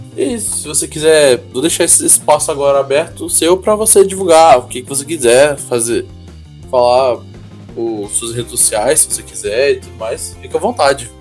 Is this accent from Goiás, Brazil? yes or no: yes; Goiânia, Goiás, Brazil; eu sou de Goiânia